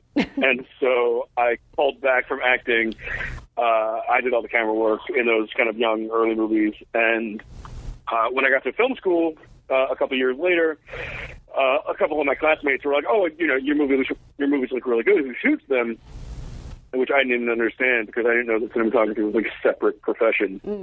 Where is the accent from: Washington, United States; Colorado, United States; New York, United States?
New York, United States; New York City; I grew up in New York, uh, in New York City